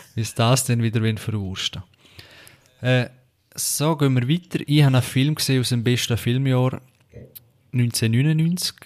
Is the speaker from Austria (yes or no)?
no; Switzerland; bei uns in der Schweiz